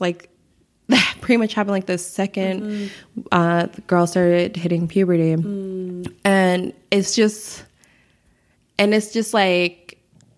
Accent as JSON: {"language": "English", "town": "Chicago", "region": "Illinois", "country": "United States", "tie": "born or raised there", "said": "growing up on the South Side of Chicago"}